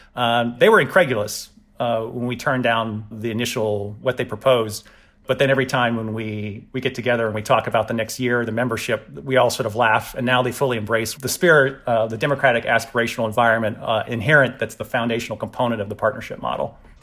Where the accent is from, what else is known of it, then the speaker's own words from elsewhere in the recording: the South, United States; I'm from the South, and it's, we're very sort of traditional